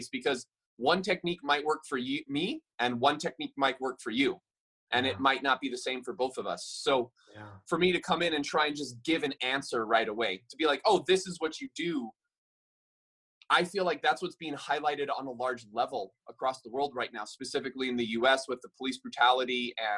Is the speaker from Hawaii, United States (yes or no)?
yes; Maui, Hawaii, United States; I'm born and raised on Maui and I grew up my whole life walking barefoot on this earth